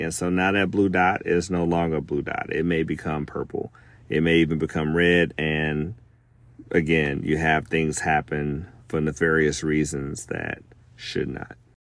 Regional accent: Alabama, United States; my home state of Alabama

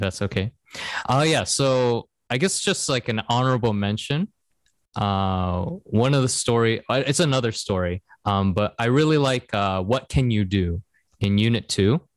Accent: Seattle, Washington, United States; moved away as an adult; also born or lived in Korea; now in Japan; we're both from Seattle

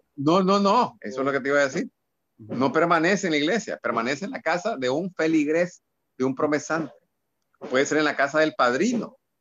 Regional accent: Nicaragua; en nuestra Nicaragua, en nuestra idiosincrasia

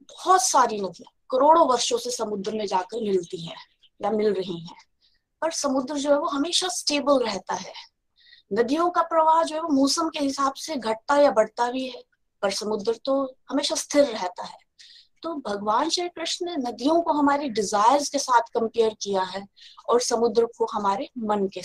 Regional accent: Chamba, Himachal Pradesh, India; now in Dibrugarh, India; और मैं चंबा हिमाचल प्रदेश से बिलोंग करती हूँ और अभी मैं डिब्रूगढ़ आसम से बोल रही हूँ

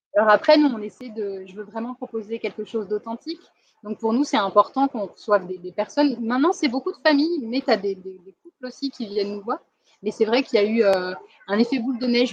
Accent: France; accent: French; now in Thailand; Mon accent français

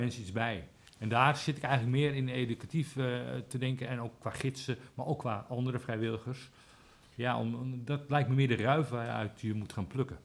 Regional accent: Amsterdam, North Holland, Netherlands; now in Aalsmeer, Netherlands; Ik kom zelf uit Amsterdam

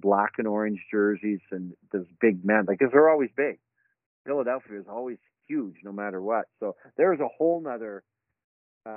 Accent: Edmonton, Alberta, Canada; moved away; also born or lived in Winterburn, Alberta / Devon, Alberta; I grew up in Edmonton

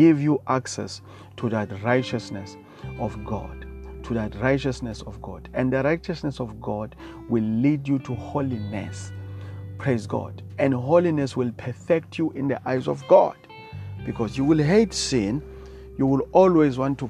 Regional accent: South Africa; I come from South Africa

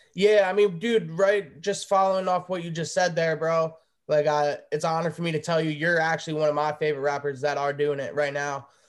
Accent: New Jersey, United States; I'm from the East Coast as well. I'm from New Jersey

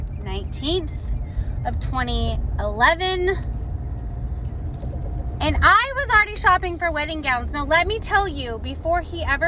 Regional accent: Indiana, United States; moved away; I'm originally from Indiana

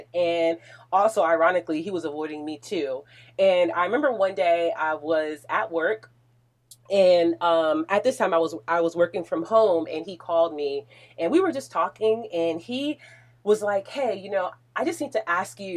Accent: New Jersey, United States; moved away; I'm a Jersey girl all the way

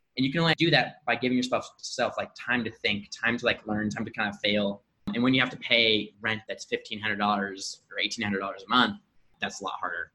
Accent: Indianapolis, Indiana, United States; also born or lived in Medellin, Colombia; born and raised in Indianapolis, Indiana

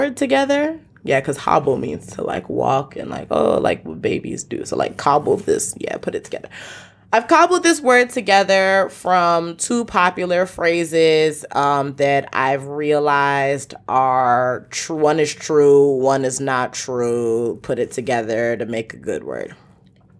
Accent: Nigeria; I am from Nigeria

